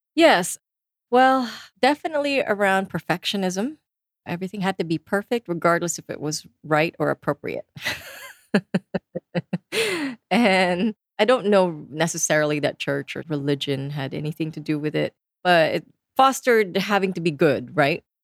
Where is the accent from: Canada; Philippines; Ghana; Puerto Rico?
Philippines; I come from the Philippines, so pretty much the whole country is Catholic. And my family is all staunch Catholics. I sang in choirs growing up